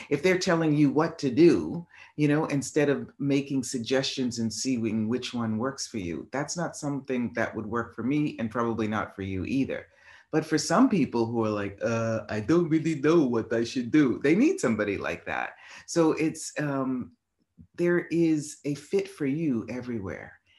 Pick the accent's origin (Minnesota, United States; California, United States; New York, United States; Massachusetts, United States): Massachusetts, United States; Boston; moved away; I was in, uh, Boston, my hometown